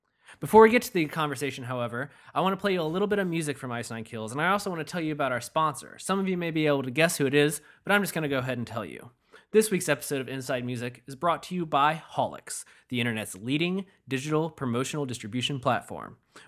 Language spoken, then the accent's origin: English; Michigan, United States; now in Massachusetts, United States; I'm not a Massachusetts native or anything, but yeah.